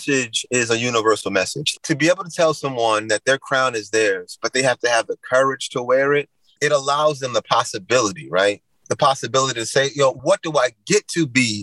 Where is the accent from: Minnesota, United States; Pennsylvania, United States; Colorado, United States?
Pennsylvania, United States; Philadelphia; I'm from South Philadelphia. I grew up in that culture of basketball.